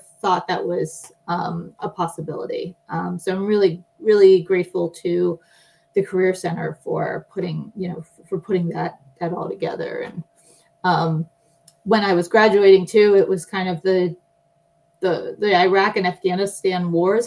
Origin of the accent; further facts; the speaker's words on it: Pittsburgh, Pennsylvania, United States; now in California, United States; I grew up in Pittsburgh, Pennsylvania. So I'm an East Coast transplant out here to California.